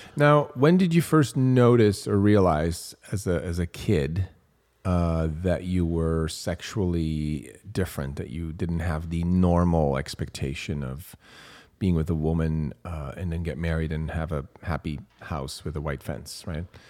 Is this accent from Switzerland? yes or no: yes; Switzerland; moved away; I grew up in Switzerland